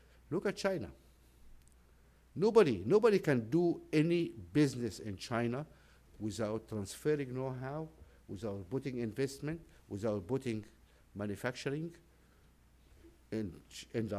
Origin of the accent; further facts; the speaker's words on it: Nubia, Sudan; I'm a Nubian from Sudan, so I'm an African